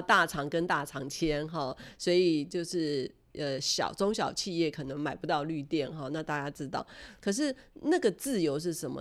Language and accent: Chinese; Taiwan; 身为台湾人